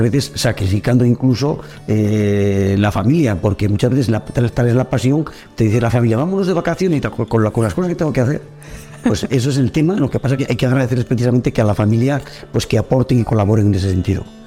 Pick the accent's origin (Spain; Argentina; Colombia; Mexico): Spain; Cintruénigo, Navarre; sí que soy un hombre de pueblo y de hecho nunca he querido salir de mi pueblo